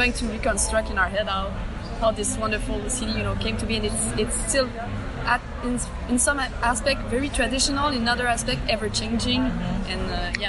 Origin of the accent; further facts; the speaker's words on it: Canada; you know we're from Canada, so everything here in the south is new to us.